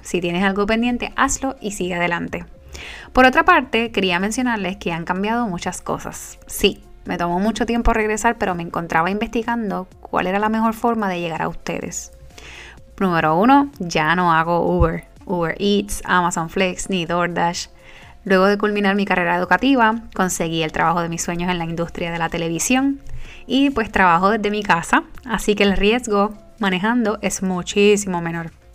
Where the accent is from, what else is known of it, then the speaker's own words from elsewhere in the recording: Puerto Rico; moved away as an adult; also born or lived in New York; now in United States; llegué a Nueva York desde Puerto Rico en el 2017. Llevo cinco años siendo una boricua fuera de la isla